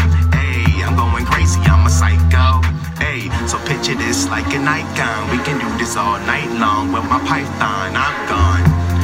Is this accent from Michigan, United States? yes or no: yes; Grand Rapids, Michigan, United States; moved away as an adult; now in Massachusetts, United States; I'm actually originally from Grand Rapids, Michigan. I moved out to Massachusetts right after I graduated high school.